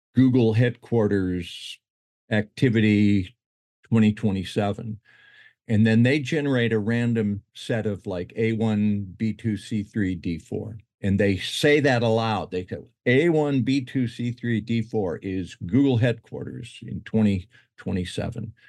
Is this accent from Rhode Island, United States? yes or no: no; Utah, United States; moved away as an adult; also born or lived in Detroit, Michigan; now in Hawaii, United States; I was born in Detroit, moved there to Utah when I was ten, grew up and went to school in Utah